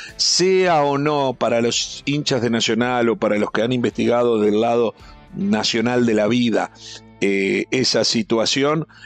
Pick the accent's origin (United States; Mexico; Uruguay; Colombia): Uruguay; como uruguayo, yo viajé mucho